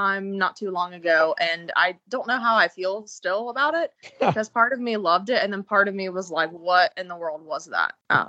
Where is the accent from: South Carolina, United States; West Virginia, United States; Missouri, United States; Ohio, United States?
West Virginia, United States; I'm from West Virginia, and I live in the town where DuPont, where they put C8 in the water.